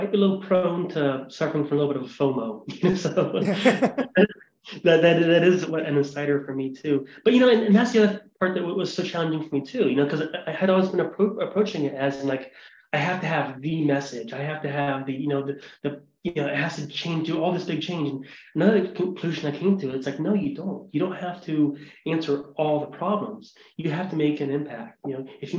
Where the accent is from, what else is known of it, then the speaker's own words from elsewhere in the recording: Ohio, United States; now in Montana, United States; I'm a white guy from Ohio. You know, I'm born and raised in Ohio, I live in Montana